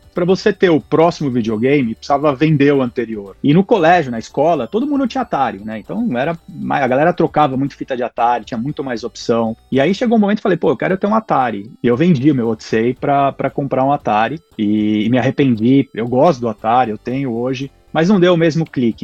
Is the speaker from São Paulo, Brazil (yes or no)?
yes; São Paulo, Brazil; moved away as an adult; now in Portland, United States; eu sou de São Paulo, sou paulista e paulistano, morei a vida inteira em São Paulo, sou lá do bairro da, da Pompeia, hoje moro em Portland, aqui no, no Oregon